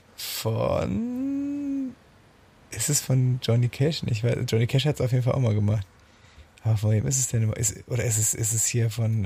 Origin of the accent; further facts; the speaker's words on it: a village in the Eifel, Germany; ich komme ja tatsächlich aus dem Eifeldorf